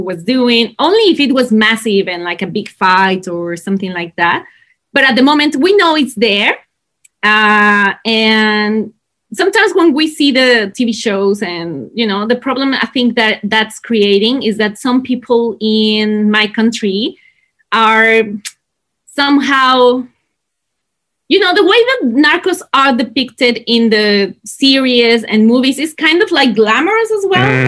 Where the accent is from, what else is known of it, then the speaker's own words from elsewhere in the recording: Mexico City, Mexico; accent: Mexican; first language Spanish; English is a second language; moved away as an adult; now in Australia; I'm from Mexico City